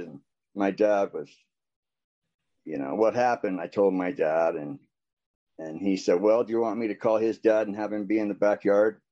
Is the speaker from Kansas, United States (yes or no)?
no; American Fork, Utah, United States; also born or lived in Orem, Utah / Las Vegas; I'm from American Fork, Utah.